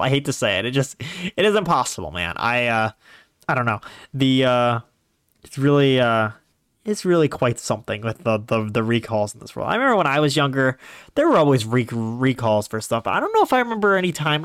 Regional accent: Ohio, United States; I'm from Ohio

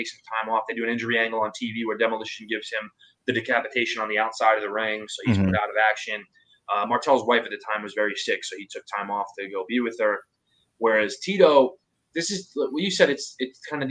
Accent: New York, United States; Mark and I grew up in the New York market

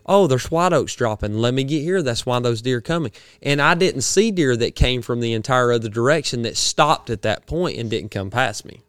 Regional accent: Georgia, United States; I'm from the Georgia, he didn't know I was from Georgia at the time

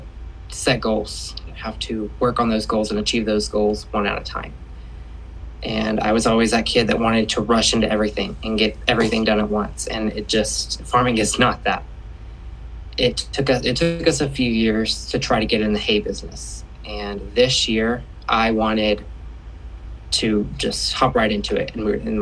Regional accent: Shawnee-Tecumseh area, Oklahoma, United States; I am from the Shawnee-Tecumseh area in Oklahoma.

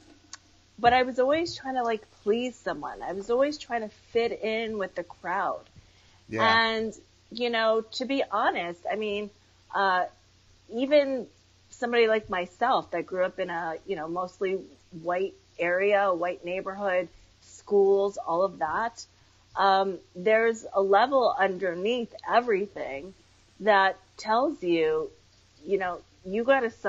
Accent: Connecticut, United States; also born or lived in Queens, New York / Westchester County, New York; I feel more like I grew up in Connecticut

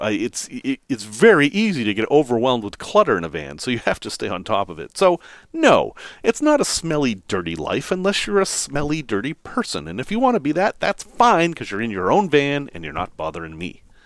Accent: Massachusetts, United States; accent: Massachusetts; my Massachusetts accent came back there

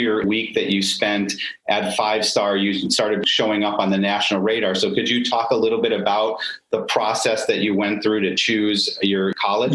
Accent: Syracuse, New York, United States; I grew up in Syracuse also

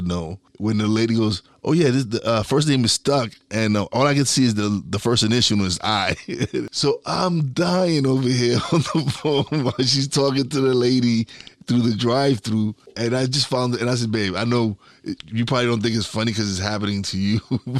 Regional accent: Brooklyn, New York, United States; I'm from East New York.

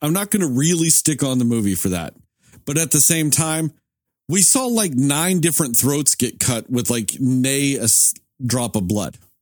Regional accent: United States; I'm an American at this point.

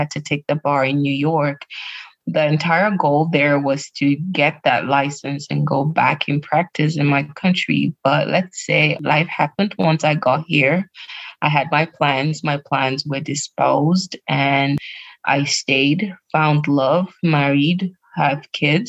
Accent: Cameroon; moved away as an adult; now in United States; I enjoyed growing up with my family, with my siblings. I was in Cameroon

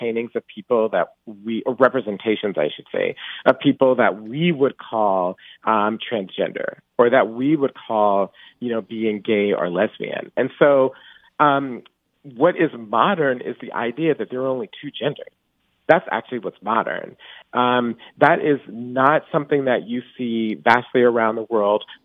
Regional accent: Atlanta, Georgia, United States; I grew up in Atlanta in the 1980s.

